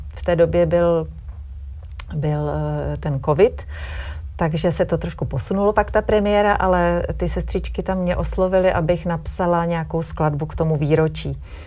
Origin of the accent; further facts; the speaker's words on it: Prague, Czechia; now in Brdy region, Czech Republic; my jsme teda původně všichni z Prahy